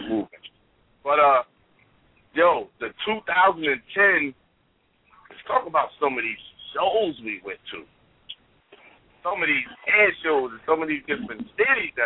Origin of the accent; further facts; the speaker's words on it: Columbus, Ohio, United States; I'm from Columbus, Ohio, from the capital